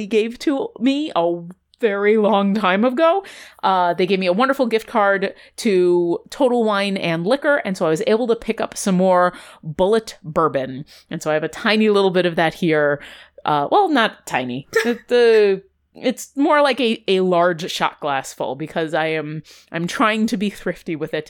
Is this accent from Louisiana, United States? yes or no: no; New York, United States; when I grew up in New York